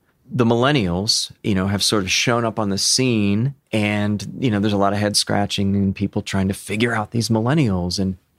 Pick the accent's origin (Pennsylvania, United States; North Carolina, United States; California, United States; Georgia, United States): Pennsylvania, United States; Chester County; also born or lived in Rome, New York; And most of my life in fairly rural Chester County.